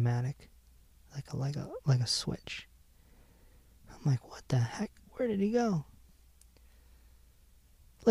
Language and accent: English; Hartford, Connecticut, United States; I'm from Hartford